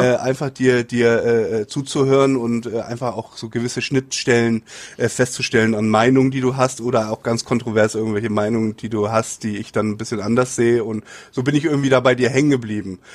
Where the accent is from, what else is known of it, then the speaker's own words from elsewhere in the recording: Hamburg, Germany; moved away as an adult; now in Japan; Hamburg ist meine, meine Heimatstadt